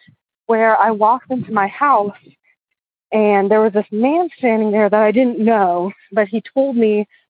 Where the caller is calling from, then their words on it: Western Maryland, United States; I'm calling from Western Maryland.